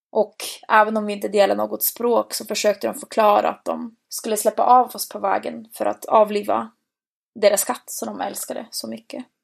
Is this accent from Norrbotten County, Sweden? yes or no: yes; Boden, Norrbotten County, Sweden; Hardcore kan vara så mycket mer än det vi har där hemma i Bode.